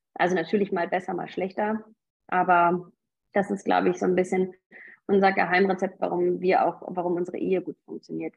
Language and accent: German; North Rhine-Westphalia, Germany; now in Munich, Germany; Ich komme eigentlich aus Nordrhein-Westfalen, lebe aber jetzt schon sehr lange in München